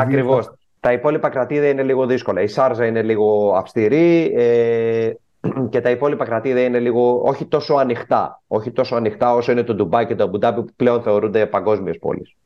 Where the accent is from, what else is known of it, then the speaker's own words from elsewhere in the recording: Greece; moved away as an adult; now in United Arab Emirates; όταν ήμουν μικρό στην Ελλάδα, είμαι γεννημένο το 85